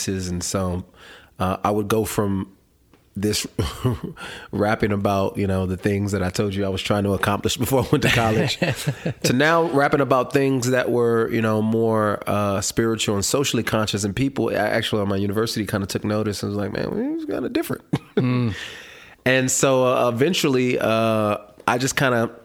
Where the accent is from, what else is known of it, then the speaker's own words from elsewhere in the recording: California, United States; I grew up in California